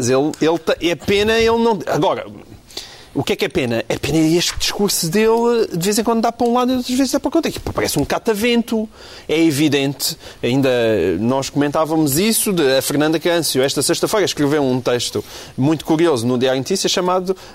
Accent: Portugal; Eu sei que lá em Portugal se trabalha muito. Foi o que eu disse. Eu sou português e nós trabalhamos imenso.

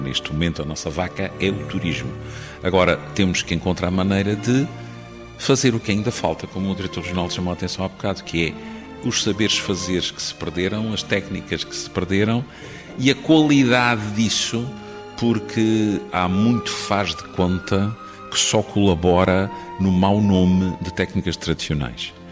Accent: Angra do Heroísmo, Azores, Portugal; num quarteirão perto do lugar onde eu nasci

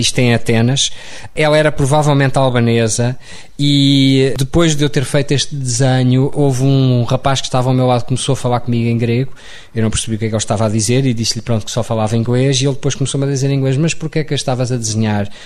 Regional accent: Lisbon, Portugal; also born or lived in London; Nasci em Lisboa, mas era um rapaz do campo

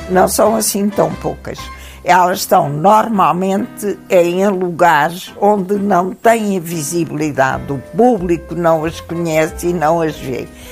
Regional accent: Alentejo, Portugal; sou um produto do grão, sou alentejana

